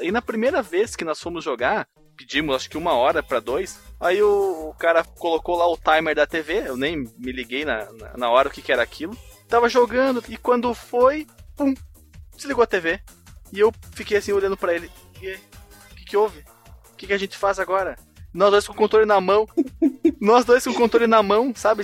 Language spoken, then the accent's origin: Portuguese; Barbacena, Minas Gerais, Brazil; quando eu era criança lá em Barbacena